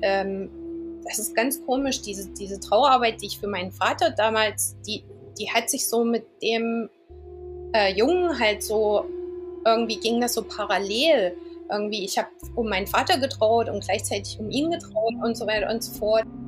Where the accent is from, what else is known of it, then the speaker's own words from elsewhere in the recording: Eisenach, Thuringia, Germany; moved away as an adult; also born or lived in London, United Kingdom; now in Southend-on-Sea, United Kingdom; Ich komme aber original aus Eisenach. Ich bin ähm, 2001 aus, aus Deutschland weggegangen, bin nach England gezogen